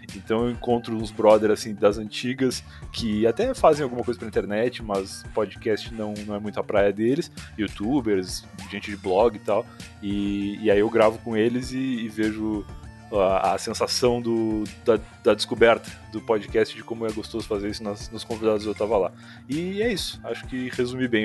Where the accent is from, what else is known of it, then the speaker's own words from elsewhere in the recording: Rio Grande, Rio Grande do Sul, Brazil; moved away as an adult; now in Osasco, Brazil; eu sou gaúcho lá do sul do Rio Grande do Sul, a cidade de Rio Grande e moro em São Paulo, mas precisamente em Osasco, já há uns bons cinco anos